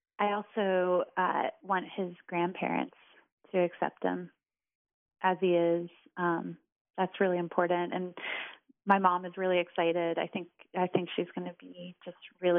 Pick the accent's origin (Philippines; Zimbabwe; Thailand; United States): United States; Richmond, Virginia; moved away as an adult; now in Whitesburg, United States; I'm from Richmond, Virginia